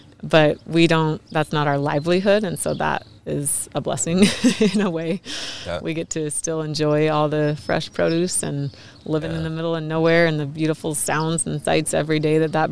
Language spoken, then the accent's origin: English; Royal City, Washington, United States; Grew up on the farm